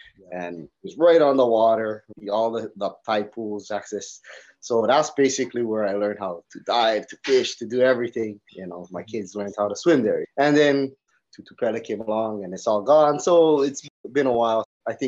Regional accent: Puna, Big Island of Hawaii, United States; also born or lived in Hilo, Hawaii; I was raised in Puna, which is real country. I mean, we never even have pavement on our roads and mailmen don't come to your house. Yeah, that's our country. You got to go to the post office to go pick up your mail.

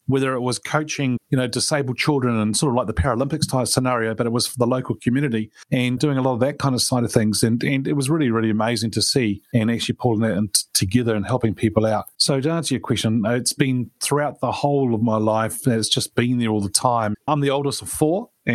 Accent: New Zealand; I was born in New Zealand and grew up here and went to school and college in New Zealand

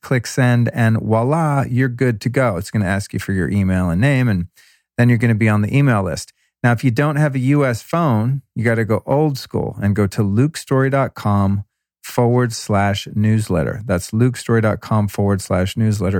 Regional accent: Denver, Colorado, United States; moved away; I was born in Denver

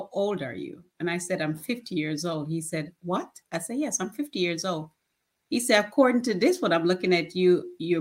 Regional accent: Jamaica; moved away; as a child growing up in Jamaica

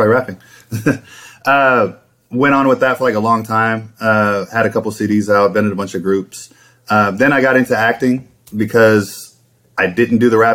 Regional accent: Houston, Texas, United States; I grew up in Ailey's, Texas, in the southwest side of Houston

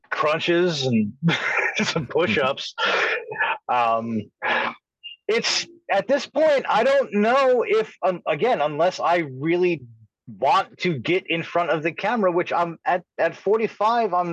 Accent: New York, United States; I I just growing up on Long Island

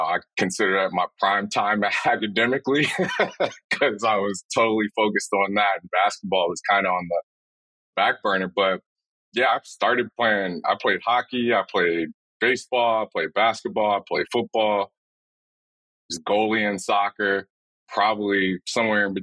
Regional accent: Chicago, Illinois, United States; also born or lived in Orlando, Florida; I was born and raised in Chicago, Illinois

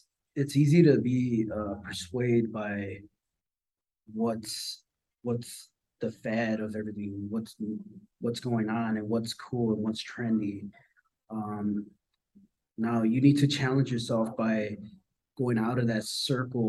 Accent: Chicago, Illinois, United States; I was born and raised in Chicago

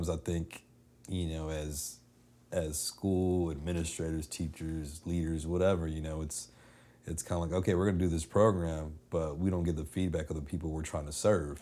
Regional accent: Dallas, Texas, United States; live in, in Dallas, growing up in Dallas

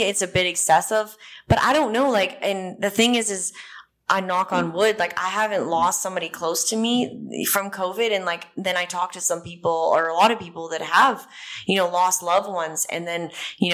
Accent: Canada; moved away as an adult; now in Nashville, United States; I'm from the Rocky Mountains

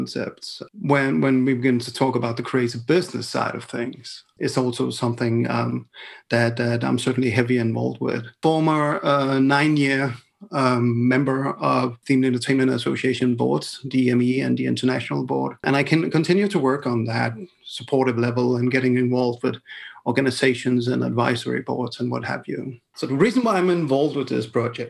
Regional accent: Denmark; I come from Denmark

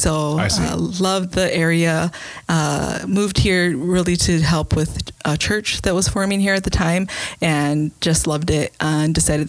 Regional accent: Milwaukee, Wisconsin, United States; moved away as an adult; now in Green Bay, United States; We are originally from the Milwaukee area. So I was born and raised.

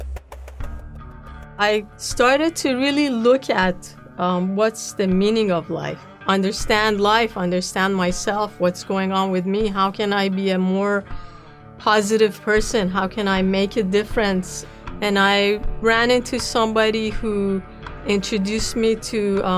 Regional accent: Tehran, Tehran Province, Iran; moved away as an adult; also born or lived in New York; As a Jewish kid, growing up in Tehran, I went to a Jewish school

